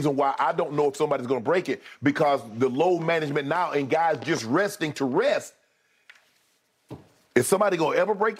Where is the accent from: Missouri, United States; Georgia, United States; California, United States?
Georgia, United States; I am from Georgia.